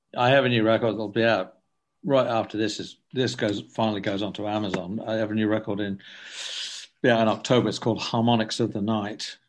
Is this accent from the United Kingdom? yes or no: yes; England, United Kingdom; I'm from England